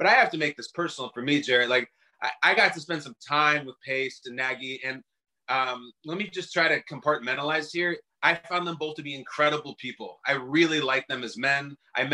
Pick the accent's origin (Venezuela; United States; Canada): United States; Chicago, Illinois; I grew up in the Chicago area